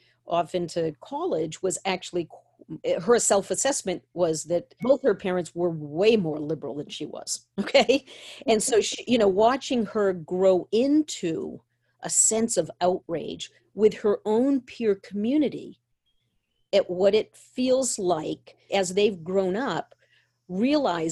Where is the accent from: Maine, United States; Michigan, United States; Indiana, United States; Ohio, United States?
Maine, United States; I grew up in Maine.